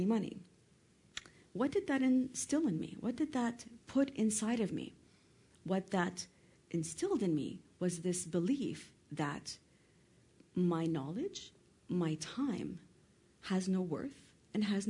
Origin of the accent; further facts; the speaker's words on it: Canada; also born or lived in Lebanon; I'm Lebanese, born and raised in Canada